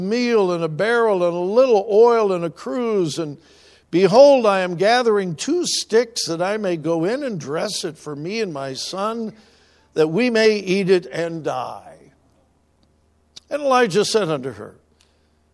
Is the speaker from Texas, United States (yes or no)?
no; California, United States; moved away; I'm from California, and we used to go up into the California mountains